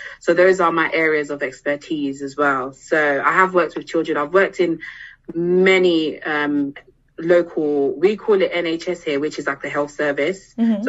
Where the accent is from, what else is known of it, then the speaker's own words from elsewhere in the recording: DR Congo; now in London, United Kingdom; So I'm originally from the Democratic Republic of Congo, so which is DRC Congo in Central Africa. But I live in London, probably hence why the accent as well.